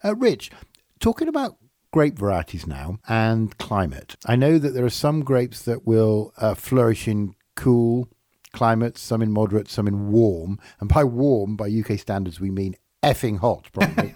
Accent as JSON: {"language": "English", "region": "England", "country": "United Kingdom", "said": "I'm English"}